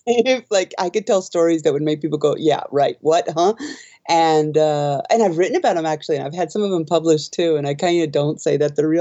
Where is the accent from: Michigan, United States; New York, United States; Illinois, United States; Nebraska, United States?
Nebraska, United States; Omaha; moved away as an adult; now in Japan; I'm from Omaha, Nebraska recently, and it's just prairie.